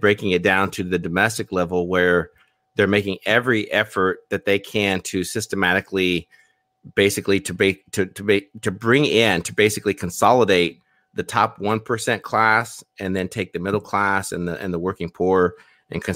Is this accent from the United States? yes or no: yes; United States; I was born in the States